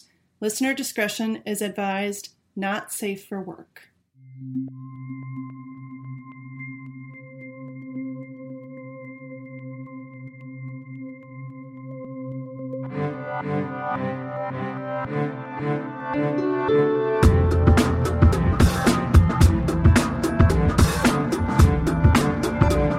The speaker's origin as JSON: {"language": "English", "country": "United States", "said": "I'm American"}